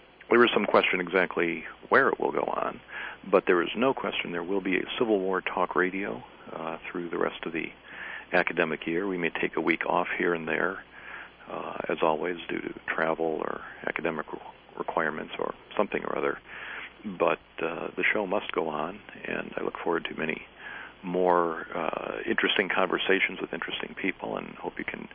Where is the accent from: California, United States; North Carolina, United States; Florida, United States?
North Carolina, United States; Greenville; Greenville, North Carolina, my hometown